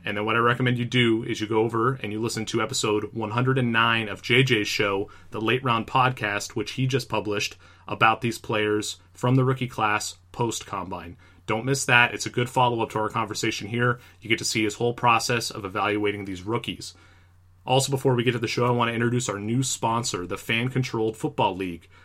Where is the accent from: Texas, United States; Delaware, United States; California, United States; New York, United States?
California, United States; Bay Area; I grew up in the Bay Area